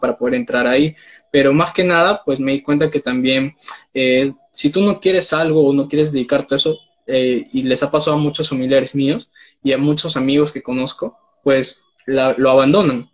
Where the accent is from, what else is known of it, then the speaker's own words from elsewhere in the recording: Peru; tengo 19 años, soy de Perú